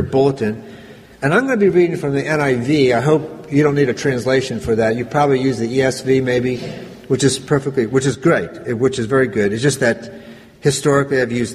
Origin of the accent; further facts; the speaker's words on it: Granite, United States; I grew up in this little church, not terribly far from here, maybe an hour or so. It's an area called Granite